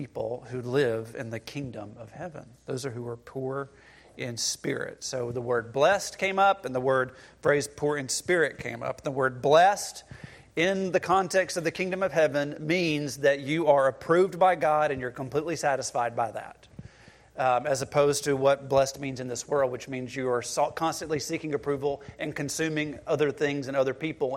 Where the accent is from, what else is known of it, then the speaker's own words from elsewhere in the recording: the American South, United States; We are American. And we are Southerners.